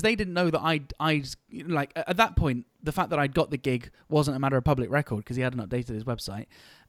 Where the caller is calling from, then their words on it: the Cotswolds, South West England, United Kingdom; calling in from the Cotswolds in the United Kingdom.